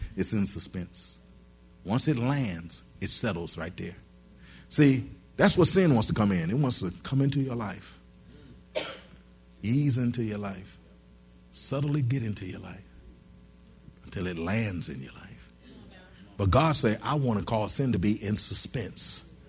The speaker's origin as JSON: {"language": "English", "region": "Michigan", "country": "United States", "said": "Now, see, I came from Michigan. In Michigan, you see the trees fall."}